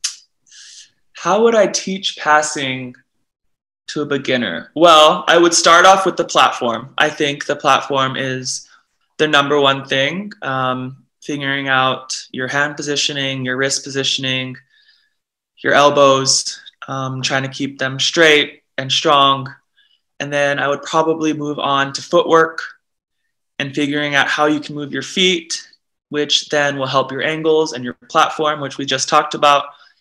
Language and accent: English; Honolulu, Hawaii, United States; moved away as an adult; also born or lived in Stanford, California / Germany / Austria / Italy; now in Poland; I am a libero from Honolulu, Hawaii, born and raised